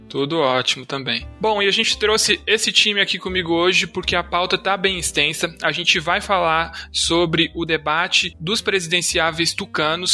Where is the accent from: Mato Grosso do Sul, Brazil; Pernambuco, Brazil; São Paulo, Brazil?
São Paulo, Brazil; nasci em 94 em São Paulo